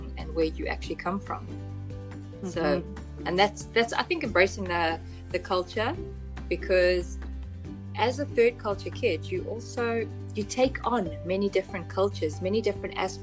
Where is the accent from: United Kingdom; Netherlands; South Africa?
South Africa; moved away as an adult; also born or lived in Zambia / Panama; we're from South Africa, which is the rainbow nation